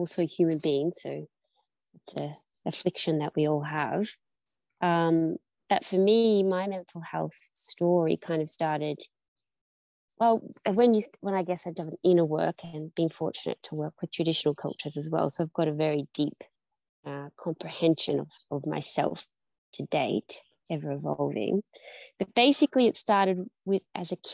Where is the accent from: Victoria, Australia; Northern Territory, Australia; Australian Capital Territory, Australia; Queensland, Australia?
Victoria, Australia; Penshurst; moved away as an adult; also born or lived in Byron Bay, New South Wales; now in Mullumbimby, Australia; I'm originally from rural Victoria, Penshurst. It's like a small country town in. Rural.